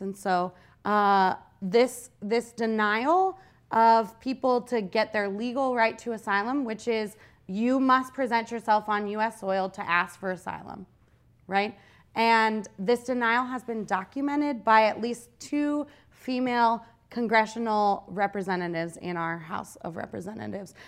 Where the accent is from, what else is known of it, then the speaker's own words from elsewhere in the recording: Youngstown, Ohio, United States; I grew up in Youngstown